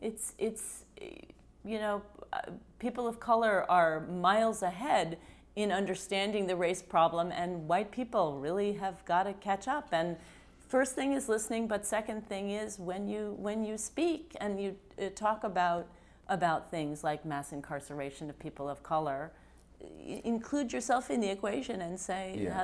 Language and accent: English; West Virginia, United States; now in New York, United States; We're from West Virginia, but we've been in New York for a long time